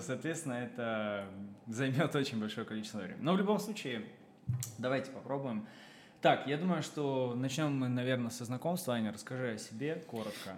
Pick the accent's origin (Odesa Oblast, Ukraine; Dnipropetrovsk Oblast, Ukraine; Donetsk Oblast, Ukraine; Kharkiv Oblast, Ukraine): Kharkiv Oblast, Ukraine; Kharkiv; moved away as an adult; now in Dubai, United Arab Emirates; проживя 23 года в э, Украине, я из Харькова